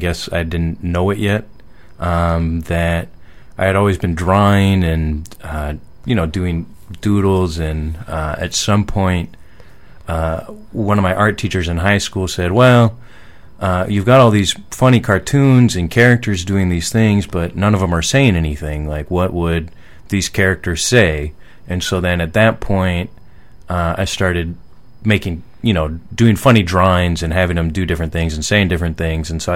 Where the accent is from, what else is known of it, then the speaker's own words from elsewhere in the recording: Seattle, Washington, United States; now in New York, United States; when I was growing up in Seattle, we used to come up here all the time as a kid